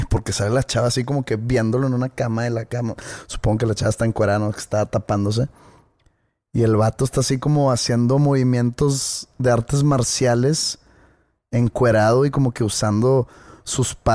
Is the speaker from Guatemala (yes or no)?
no; Mexico; Tengo una obligación como mexicano